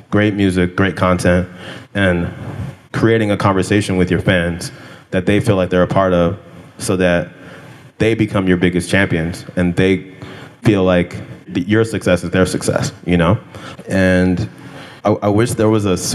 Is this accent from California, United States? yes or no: yes; California, United States; I grew up in California